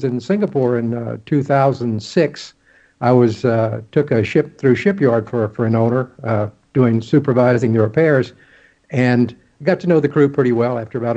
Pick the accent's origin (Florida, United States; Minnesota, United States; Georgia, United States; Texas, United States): Texas, United States; Texas Gulf Coast, United States; moved away as an adult; also born or lived in Kings Point, New York / Charleston; I grew up on the Texas Gulf Coast.